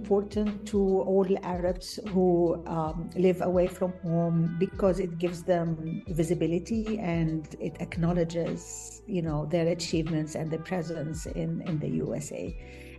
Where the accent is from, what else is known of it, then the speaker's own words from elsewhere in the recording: Alexandria, Alexandria Governorate, Egypt; moved away as an adult; now in Pittsburgh, United States; I'm originally from Egypt, Alexandria, Egypt, and I moved to the States in 2005